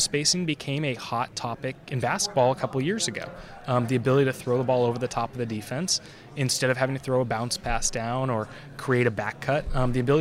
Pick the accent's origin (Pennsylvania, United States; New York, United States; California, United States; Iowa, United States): California, United States; Bay Area; I grew up in the Bay Area